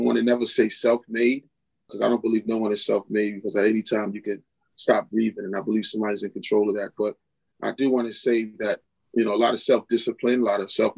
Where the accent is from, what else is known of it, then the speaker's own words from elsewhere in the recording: New York City, New York, United States; now in Philadelphia, United States; I'm originally from Queens, born of Carolyn and Elijah Brown. That was my parents. They were, you know, middle-class parents.